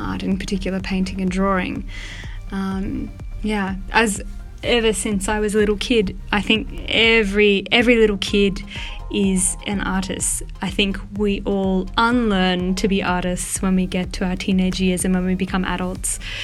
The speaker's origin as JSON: {"language": "English", "country": "Australia", "tie": "born or raised there", "also_born_or_lived": "Melbourne", "said": "I am Australian and I was born and raised in a very, what would be considered by most as a really remote community on a farm out in like, not outback, but like the bush, the Australian bush"}